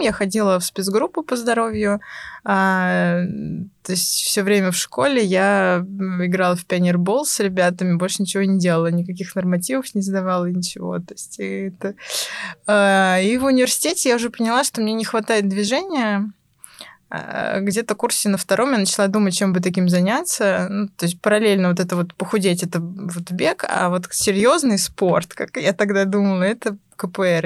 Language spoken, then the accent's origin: Russian; Pskov, Pskov Oblast, Russia; moved away as an adult; now in Moscow, Russia; сама я из Пскова